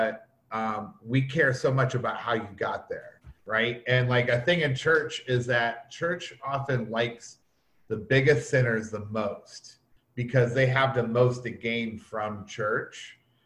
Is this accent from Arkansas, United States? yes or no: no; Toledo, Ohio, United States; also born or lived in Detroit, Michigan; I was born in Detroit, but I was raised in Toledo, which is just 45 minutes south of Detroit